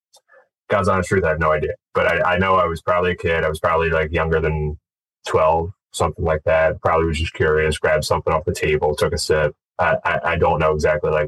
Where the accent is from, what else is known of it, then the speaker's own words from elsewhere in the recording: Glenside, Pennsylvania, United States; I grew up just outside of Philadelphia, in Glenside